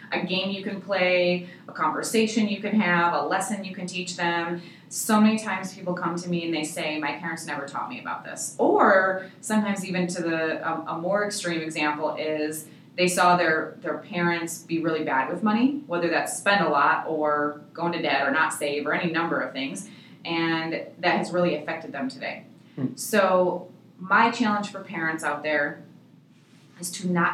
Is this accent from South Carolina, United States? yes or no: no; Michigan, United States; now in Arizona, United States; we're from Michigan originally